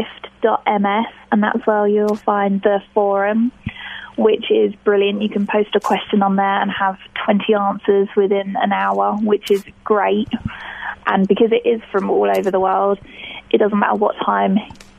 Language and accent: English; Hampshire, South East England, United Kingdom; I'm from Hampshire, Okay. Which is, we're about 40 minutes from London.